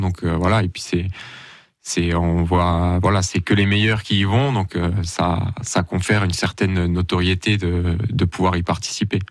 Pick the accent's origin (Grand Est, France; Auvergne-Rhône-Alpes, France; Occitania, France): Grand Est, France; Creutzwald; je suis originaire de Creusval